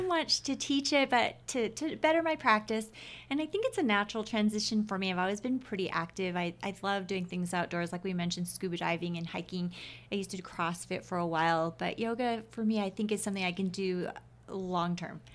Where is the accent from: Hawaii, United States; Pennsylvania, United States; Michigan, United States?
Hawaii, United States; Oahu; moved away as an adult; now in Utah, United States; I was born and raised in Hawaii.